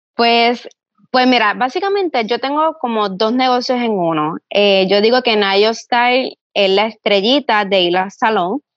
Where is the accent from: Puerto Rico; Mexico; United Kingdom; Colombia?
Puerto Rico; Ponce; soy de Ponce, Puerto Rico, mi negocio se encuentra ubicado en casco urbano